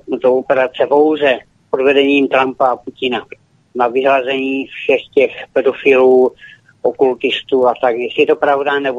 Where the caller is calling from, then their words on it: Prague, Czechia; Ano, tak já jsem z Prahy